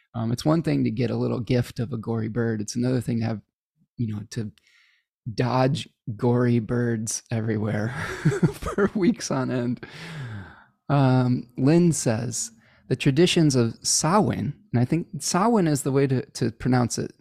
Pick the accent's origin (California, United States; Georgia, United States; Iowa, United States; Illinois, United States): Illinois, United States; Chicago; born or raised there; accent: Midwestern